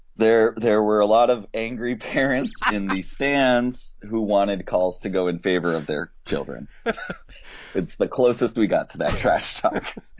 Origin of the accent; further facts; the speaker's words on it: Northeast, United States; also born or lived in Israel / Midwest; now in Massachusetts, United States; raised from the age of one and spent pretty much all my life in the Northeast